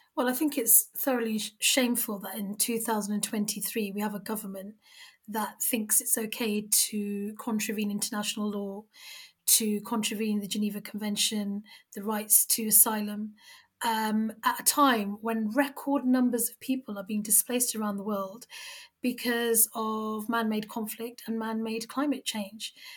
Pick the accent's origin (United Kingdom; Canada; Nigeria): United Kingdom; we are three British Muslim women who happen to wear the hijab